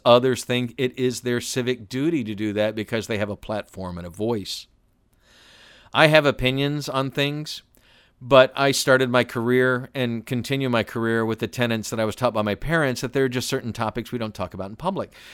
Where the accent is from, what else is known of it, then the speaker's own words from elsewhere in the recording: Atlanta, Georgia, United States; I was born and raised in Atlanta